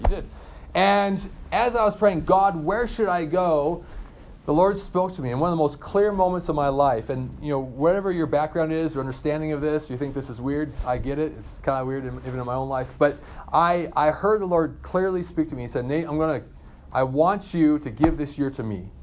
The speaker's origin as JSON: {"language": "English", "town": "Hermiston", "region": "Oregon", "country": "United States", "said": "I'm from Eastern Oregon, a little town called Hermiston"}